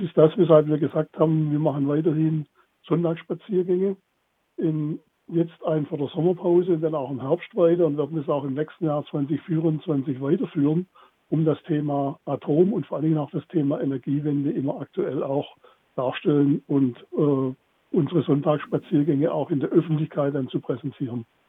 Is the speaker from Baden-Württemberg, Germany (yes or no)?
yes; Baden-Württemberg, Germany; bei uns in Baden-Württemberg